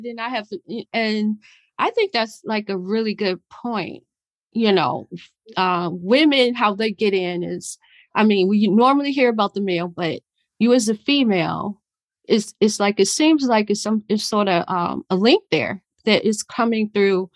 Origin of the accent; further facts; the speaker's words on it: Chicago, Illinois, United States; I'm from Chicago